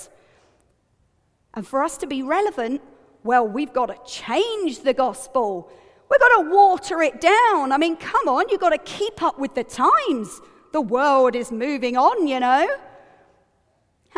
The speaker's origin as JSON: {"language": "English", "country": "United Kingdom", "said": "I'm also British"}